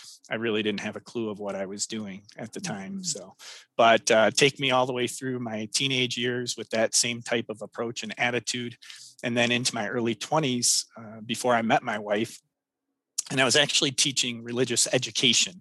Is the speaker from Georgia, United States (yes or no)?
no; Royal Oak, Michigan, United States; I grew up in Royal Oak, Michigan